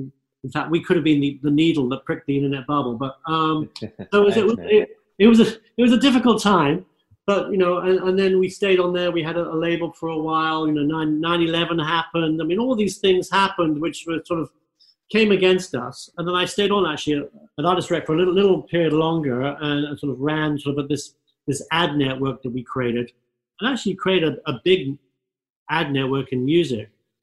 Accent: London, United Kingdom; now in California, United States; And, you know, once growing up in London, London's a fabulous town, but I think once you see the sunny skies of California

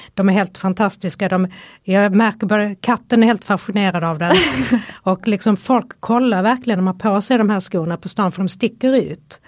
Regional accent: Helsingborg, Skåne, Sweden; now in Stockholm, Sweden; kommer ju från Helsingborg

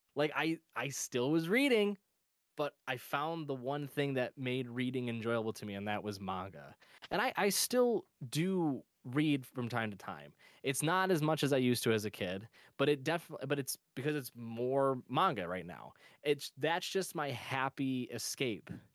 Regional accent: Michigan, United States; my home state of Michigan

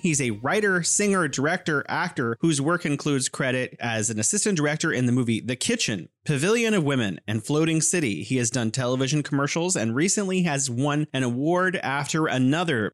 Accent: California, United States; now in Wuhan, China; I'm originally from California, but living here in beautiful Wuhan, China.

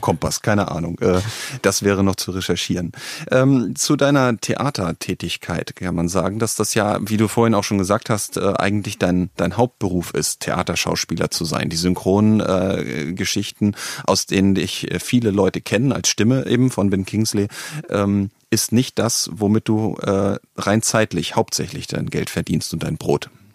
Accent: Northern Germany, Germany; ich komme aus Norddeutschland

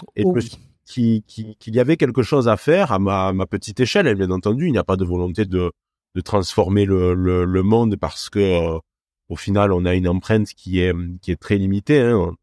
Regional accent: Cévennes, north of Montpellier, Occitania, France; accent: Cévennes accent; moved away; also born or lived in Lyon; d'où vient mon accent si particulier, ça vient des, des Cévennes donc au nord de Montpellier

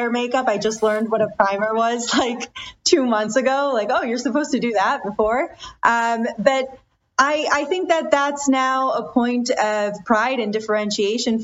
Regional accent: Detroit, Michigan, United States; I was born and raised in Detroit, in the surrounding Detroit area, but my parents are immigrants from India.

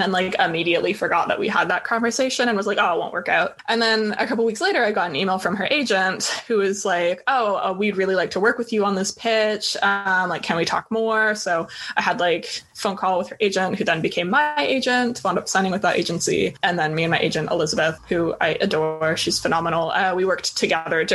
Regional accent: Toronto, Ontario, Canada; moved away as an adult; now in Vancouver, Canada; so I grew up in Toronto. I finished high school in Toronto

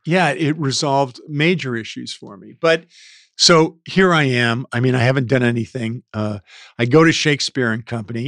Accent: South Gate, California, United States; I was born and raised in Southgate, California

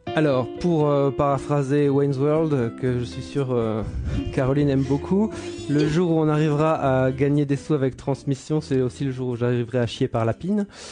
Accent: France; now in Brussels, Belgium; J'habite Bruxelles, je ne suis ah pas bruxellois. Enfin bon, si je suis bruxellois. Je suis français

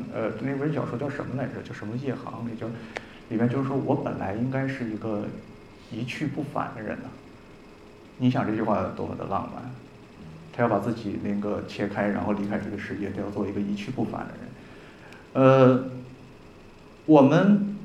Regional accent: Northeast China, China; 我们东北人

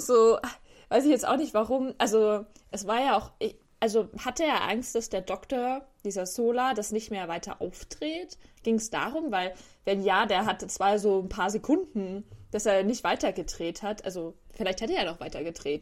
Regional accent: Germany; ich als Deutscher

